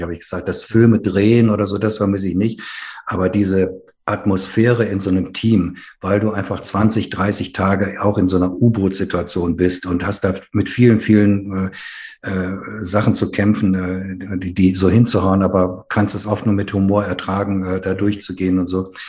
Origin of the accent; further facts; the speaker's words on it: Ruhr area, North Rhine-Westphalia, Germany; Ich bin ja in der Gemeinde meiner Eltern groß geworden, äh, evangelisch sprechliche Gemeinde im Ruhrgebiet